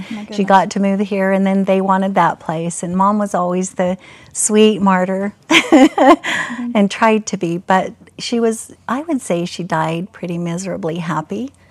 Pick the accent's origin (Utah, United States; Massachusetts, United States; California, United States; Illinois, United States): Utah, United States; Murray; I was raised in Murray, where the Fashion Place Mall is